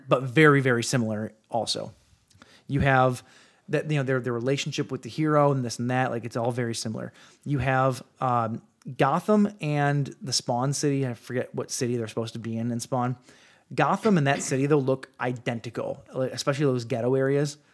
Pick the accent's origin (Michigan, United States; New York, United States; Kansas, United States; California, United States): Michigan, United States; Ten Mile and Jefferson, Detroit area; grew up at Ten Mile in Jefferson.